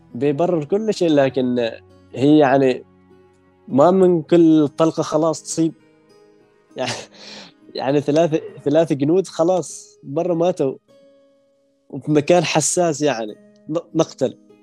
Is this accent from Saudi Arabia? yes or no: no; Oman; من سلطنة